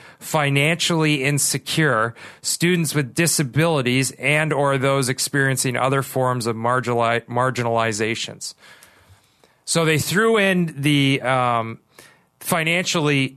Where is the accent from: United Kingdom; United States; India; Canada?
Canada; Kitchener, Ontario; I grew up in Kitchener, Ontario.